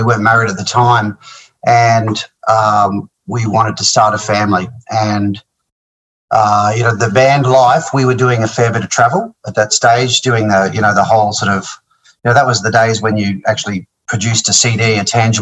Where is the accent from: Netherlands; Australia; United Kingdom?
Australia; Mackay, Queensland; also born or lived in Brisbane; I'm originally from Mackay in North Queensland, or sort of central North Queensland sort of thing. I came to Brizzy when I was around 11.